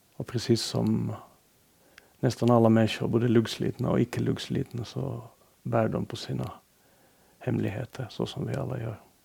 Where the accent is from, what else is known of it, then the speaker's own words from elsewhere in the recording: Finland; Jag betraktas äh, hemma i Finland som en, ändå på något sätt som en ganska gediget borgerlig författare